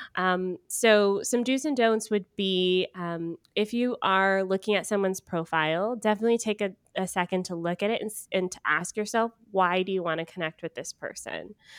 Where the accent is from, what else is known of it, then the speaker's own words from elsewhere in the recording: Georgia, United States; moved away; I am from Georgia originally.